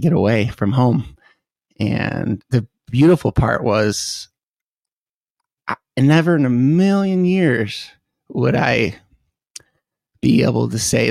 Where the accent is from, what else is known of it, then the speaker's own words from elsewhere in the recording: Chesterfield, Michigan, United States; moved away; also born or lived in Grosse Pointe, Michigan / St. Clair Shores, Michigan / Detroit, Michigan; I was born in St. Clair Shores, and then we moved around the Metro Detroit area, ended up on a lake in Chesterfield, Michigan, Lake St. Clair.